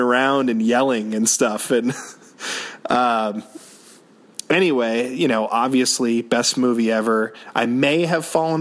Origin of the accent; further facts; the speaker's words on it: Orleans, Massachusetts, United States; there was a pizza restaurant in my hometown called Hilltop Pizza in Orleans, Massachusetts